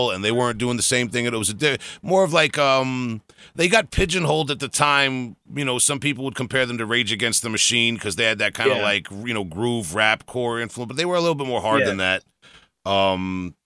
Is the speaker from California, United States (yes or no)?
no; Huntington, New York, United States; here in Huntington, you know, growing up